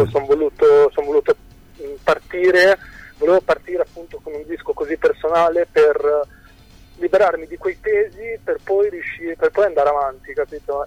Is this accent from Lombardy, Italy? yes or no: no; Cesena, Emilia-Romagna, Italy; io vengo da Cesena